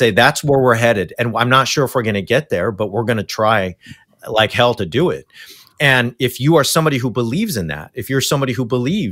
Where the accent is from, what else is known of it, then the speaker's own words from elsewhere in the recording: Orange County, California, United States; moved away; where I came from continues to be a hotbed for Christian nationalism